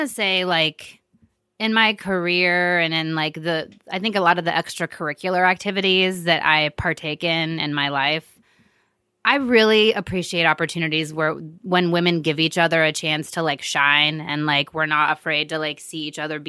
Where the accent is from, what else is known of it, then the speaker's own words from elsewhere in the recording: Midwest, United States; I'm such a Midwesterner.